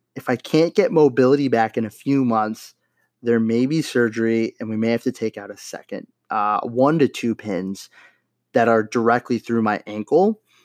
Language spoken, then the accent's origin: English; Los Angeles, California, United States; moved away; my hometown, stomping grounds, Los Angeles, California